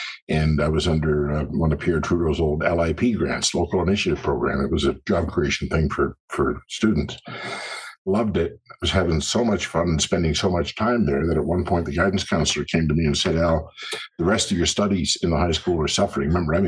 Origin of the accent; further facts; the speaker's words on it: Brazil; born there; I was born in Brazil. And as I like to say, that's where the nuts come from.